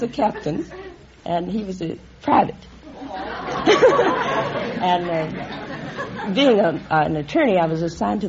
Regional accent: London, Kentucky, United States; London, Kentucky.

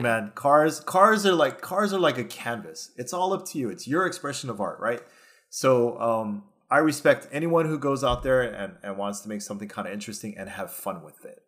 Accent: Hawaii, United States; me growing up here, I did not go to the mainland until I was twenty-four, till I joined the Army.

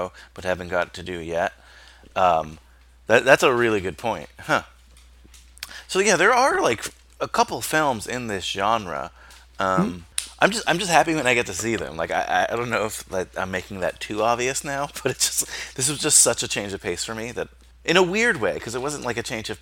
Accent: United States; growing up in America, in the suburbs

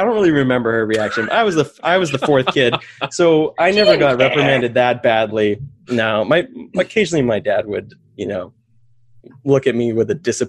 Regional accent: Maine, United States; So I grew up in Maine. I went to a little Christian academy. It's like a private school in South Paris.

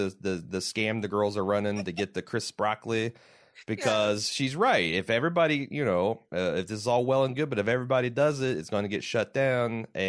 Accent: Midwest, United States; as a heterosexual white male growing up in the Midwest

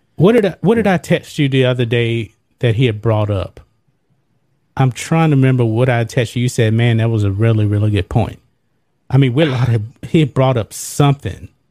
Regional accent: United States; I'm an American

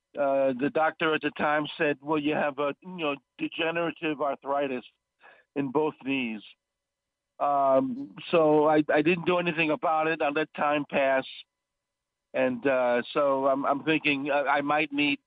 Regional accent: New York City, New York, United States; moved away as an adult; now in Los Angeles, United States; I grew up in Brooklyn, New York

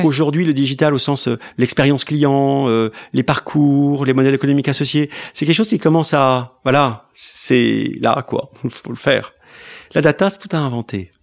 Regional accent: France; la France, c'est c'est là où j'ai reçu mon éducation, c'est ma culture

